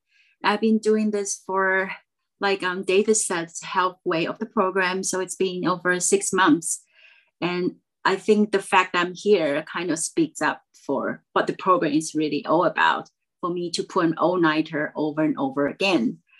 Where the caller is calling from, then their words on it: Taiwan; I am Zooming in from Taiwan.